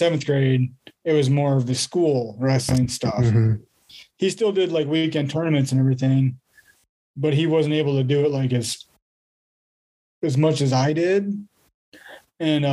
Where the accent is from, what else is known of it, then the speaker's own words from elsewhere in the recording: La Porte City, Iowa, United States; tournament was a Knights Holiday Classic here in my hometown